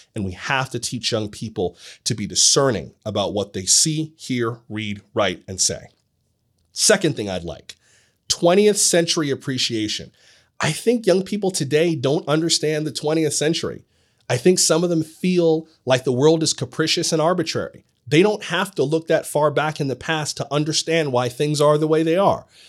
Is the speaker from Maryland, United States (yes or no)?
no; Florida, United States; My home state of Florida